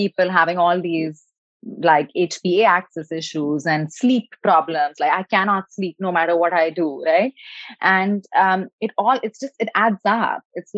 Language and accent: English; India; moved away as an adult; now in California, United States; I was born in India, so a country where education and success and doing more and resting less is definitely like a badge of honor.